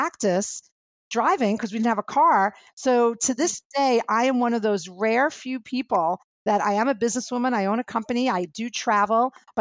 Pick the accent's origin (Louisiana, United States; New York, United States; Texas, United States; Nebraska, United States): New York, United States; New York City; I grew up in Flatbush